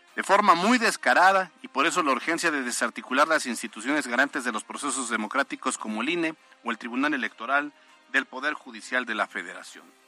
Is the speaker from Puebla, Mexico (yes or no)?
yes; Puebla, Mexico